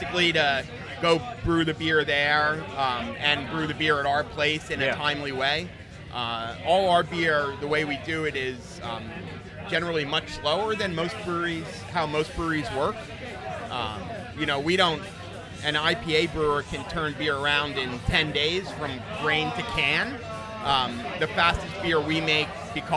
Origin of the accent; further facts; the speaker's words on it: Princeton, New Jersey, United States; moved away as an adult; now in New York, United States; I grew up in outside of Princeton, New Jersey, and came to New York to go to NYU, and I've been here since